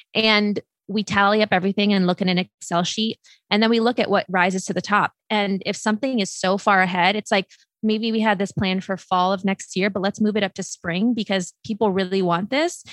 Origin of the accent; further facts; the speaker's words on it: Midwest, United States; moved away; also born or lived in California / Los Angeles; we grew up in the Midwest.